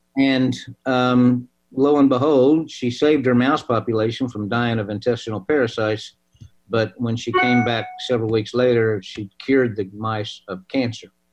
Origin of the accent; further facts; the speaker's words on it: Oklahoma, United States; I'm from Oklahoma.